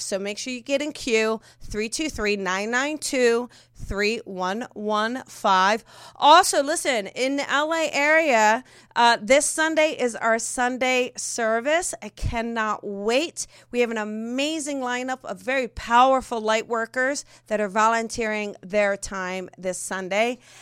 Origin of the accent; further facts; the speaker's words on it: New Jersey, United States; moved away; growing up in Jersey